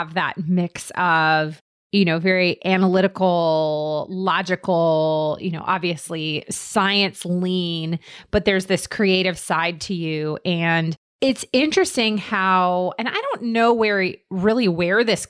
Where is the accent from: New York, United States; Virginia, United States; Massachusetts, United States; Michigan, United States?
Virginia, United States; Fairfax County, Northern; I grew up in Northern Virginia in Fairfax County